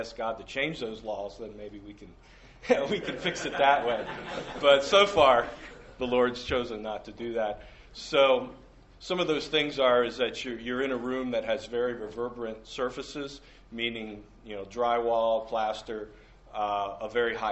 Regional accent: Shrewsbury, Pennsylvania, United States; moved away as an adult; also born or lived in Minneapolis; I grew up in the Shrewsbury area, Southern York County

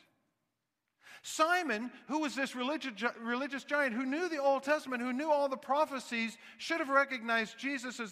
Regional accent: Kansas City, United States; I grew up in Kansas City

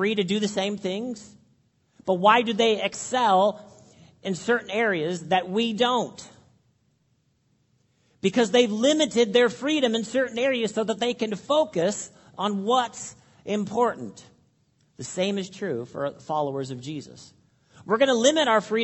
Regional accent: Canada; All of us, we're Canadian

